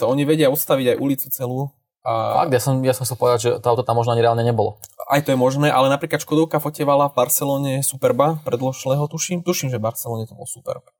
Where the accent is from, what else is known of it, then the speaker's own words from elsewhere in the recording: Dubnica nad Váhom, Trenčín Region, Slovakia; keďže som z Dubnice, čo už není zrovna za rohom od Bratislavy